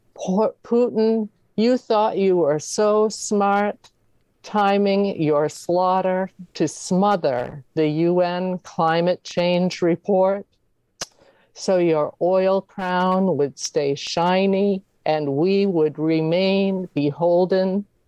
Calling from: Maine, United States; I'm calling from Maine

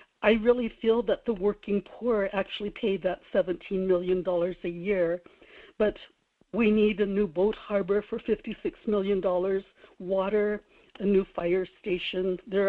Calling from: Kodiak, Alaska, United States; This is … in Kodiak.

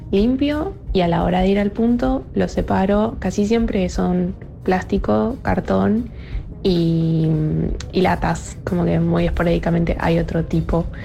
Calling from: General Roca, Río Negro, Argentina; Hola, Segu, soy de General Roca, Río Negro, y acá para dejar los reciclados tenés que hacer unas buenas cuadras.

